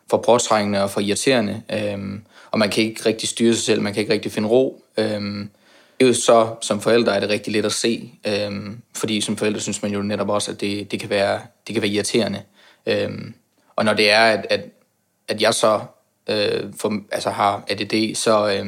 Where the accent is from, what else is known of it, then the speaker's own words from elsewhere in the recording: Aarhus, Central Denmark Region, Denmark; now in Copenhagen, Denmark; Øh, jeg har boet i København i to og et halvt år. Jeg kommer oprindeligt fra Jylland, Aarhus for at være nærmere sagt.